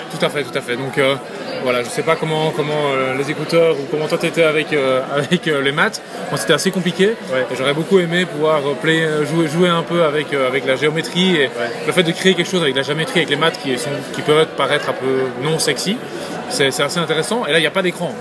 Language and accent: French; Belgium; moved away as an adult; now in United States; je suis un Belge aux États-Unis